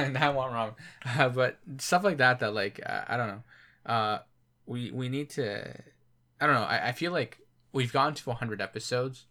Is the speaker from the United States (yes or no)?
no; Canada; we're Canadian.